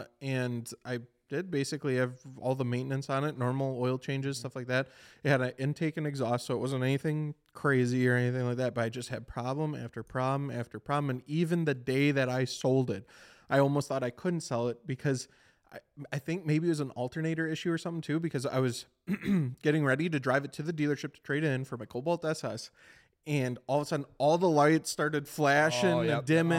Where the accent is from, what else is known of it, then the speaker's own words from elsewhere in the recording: Beaver Dam, Wisconsin, United States; I'm from Beaver Dam, and that is a city